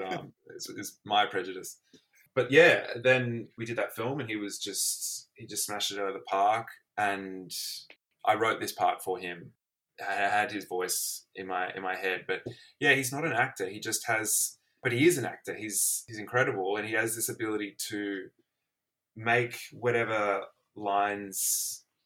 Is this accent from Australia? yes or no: yes; Sydney, New South Wales, Australia; also born or lived in Melbourne; I grew up in Sydney, went to Melbourne and back in Sydney